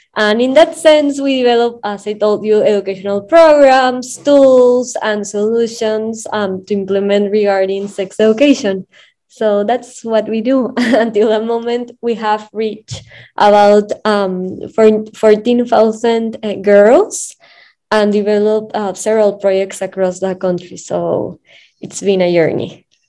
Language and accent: English; Lima, Peru; I'm from Lima, Peru